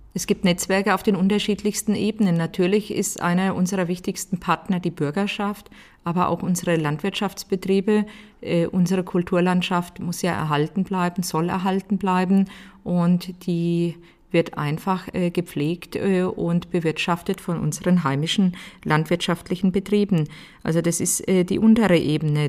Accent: Oberelsbach, Bavaria, Germany; meine Heimatgemeinde

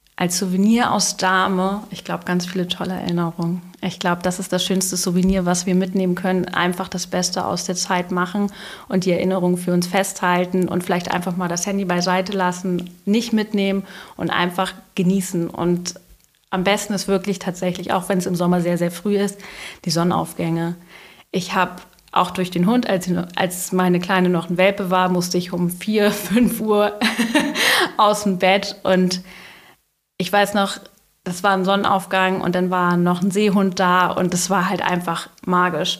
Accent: Dahme, Schleswig-Holstein, Germany; ich bin in Oldenburg geboren und bin in Dahme aufgewachsen

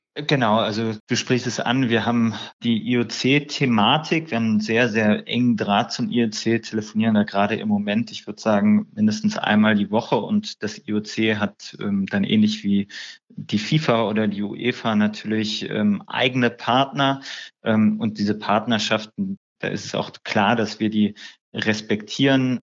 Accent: Düsseldorf, North Rhine-Westphalia, Germany; also born or lived in Berlin; Ich bin ja gebürtiger Düsseldorfer

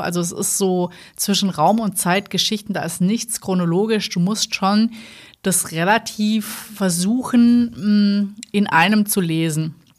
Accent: Swabia, Baden-Württemberg, Germany; now in Rhineland, Germany; als Schwabe

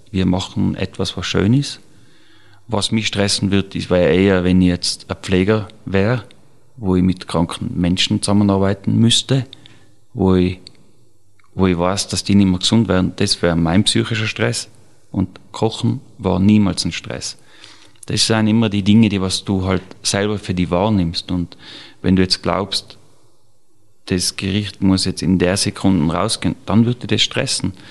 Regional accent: Tyrol, Austria; Mit 14 nach Wien als Tiroler, das ist ja unvorstellbar.

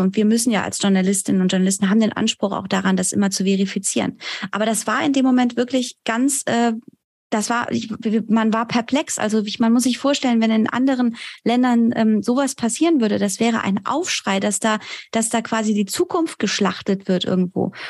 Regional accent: Germany; also born or lived in Iran; mich als Deutsche und Iranerin mit diesen beiden kulturellen Hintergründen

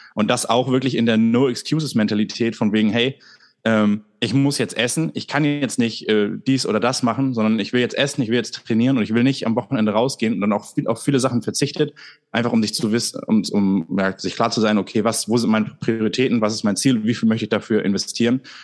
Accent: Germany; als Deutsche

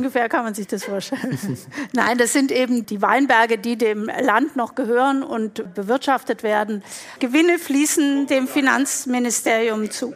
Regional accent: Stuttgart, Baden-Württemberg, Germany; Aufgewachsen bin ich in Stuttgart

